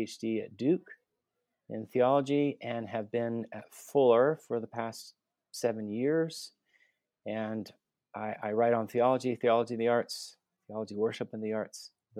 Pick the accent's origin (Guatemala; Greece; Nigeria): Guatemala; Guatemala City, Guatemala Department; also born or lived in United States / Vancouver, Canada; I was born and raised in Guatemala City. Born and raised a missionary kid, specifically. Moved around the States, did my undergrad at the University of Texas, studied international relations.